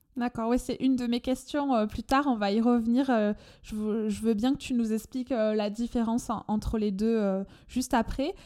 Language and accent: French; France; accent: chantant; mon accent chantant